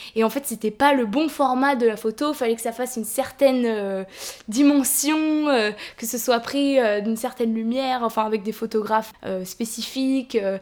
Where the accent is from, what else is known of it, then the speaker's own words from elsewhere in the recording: France; en tant que française